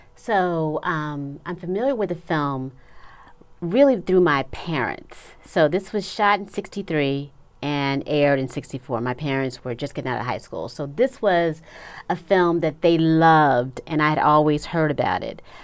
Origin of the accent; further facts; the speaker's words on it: Los Angeles, California, United States; I'm originally from Los Angeles